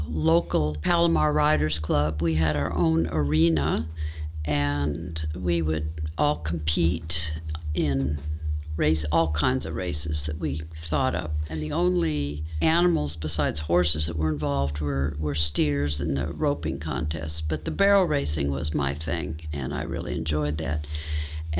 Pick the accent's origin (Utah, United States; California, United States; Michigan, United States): California, United States; Northern San Diego County; moved away as an adult; also born or lived in Burbank, California / Atlanta area, Georgia / Vienna, Austria; now in Virginia Beach, United States; I was born in Burbank, lived there as a very young child, and then moved to Northern San Diego County